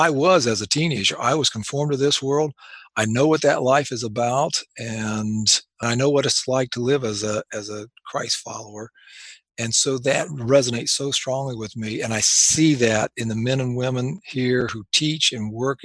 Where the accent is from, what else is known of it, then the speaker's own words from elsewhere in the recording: Anderson, Indiana, United States; moved away as an adult; I practiced 2 years here in my hometown of Anderson. I grew up here